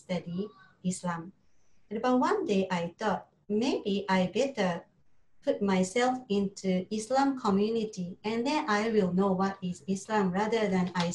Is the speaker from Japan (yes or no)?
yes; Japan; English is a second language; moved away as an adult; now in Singapore; from Japan